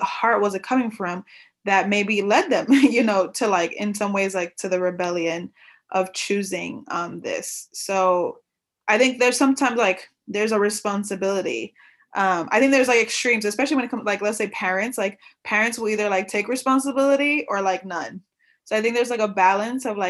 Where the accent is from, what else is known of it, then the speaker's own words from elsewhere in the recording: New York, United States; I grew up in New York